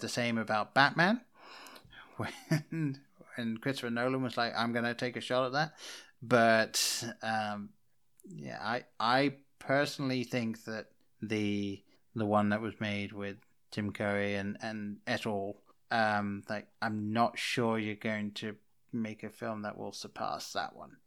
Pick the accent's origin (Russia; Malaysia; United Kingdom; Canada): United Kingdom; England; moved away as an adult; now in United States; I grew up in England. I didn't move over to America until two thousand eleven